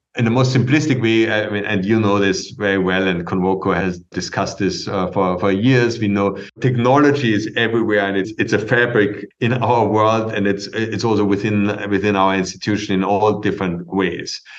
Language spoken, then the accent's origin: English; Vienna, Austria; moved away as an adult; now in New York, United States; the Kunsthistorische Museum in Vienna, where I'm from. It's a it's a museum of, of my hometown